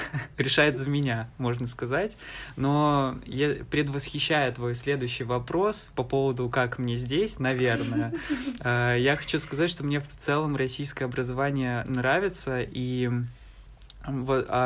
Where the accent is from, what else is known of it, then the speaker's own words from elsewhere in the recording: Donbas, Ukraine; А, я ведь э, из Донбасса, э, и поэтому у меня, в принципе, возможностей не так много, как у других жителей всей Украины, да, всей страны.